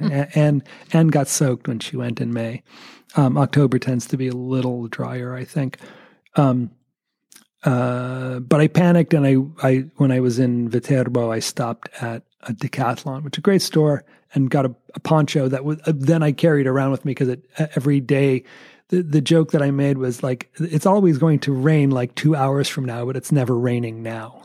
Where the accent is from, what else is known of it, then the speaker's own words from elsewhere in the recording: United States; as an American